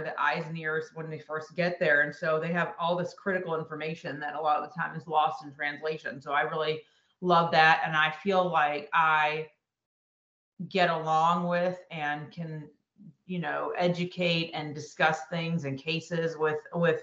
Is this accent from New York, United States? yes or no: yes; Buffalo, New York, United States; moved away as an adult; also born or lived in Rochester, New York / Syracuse, New York; now in Greenville, United States; I'm from Buffalo, New York originally